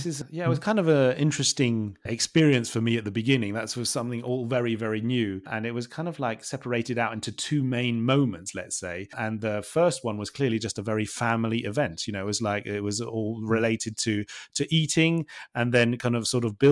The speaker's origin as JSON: {"language": "English", "region": "England", "country": "United Kingdom", "said": "because obviously we are from England. And so we kind of like have very much sort of the English traditions."}